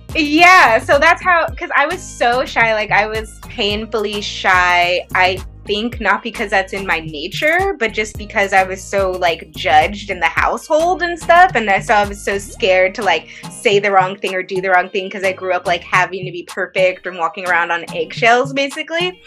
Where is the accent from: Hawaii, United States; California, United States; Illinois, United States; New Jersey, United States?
California, United States; the Bay Area; I'm from the Bay.